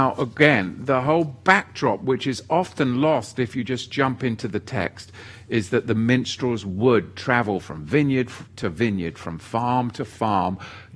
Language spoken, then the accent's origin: English; England, United Kingdom; I was growing up in England with the BBC